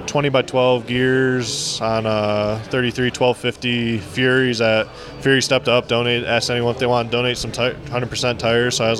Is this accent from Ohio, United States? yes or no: yes; Geneva, Ohio, United States; I'm from Geneva, Ohio